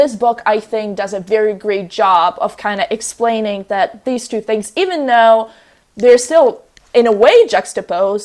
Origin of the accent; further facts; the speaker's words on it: Russia; moved away; I'm from a different country. I'm from Russia originally